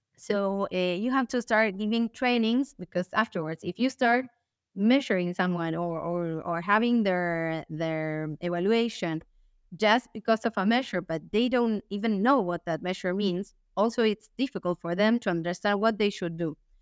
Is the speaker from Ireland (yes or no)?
no; Buenos Aires, Argentina; English is a second language; I'm from Argentina, from Buenos Aires. I, I live here.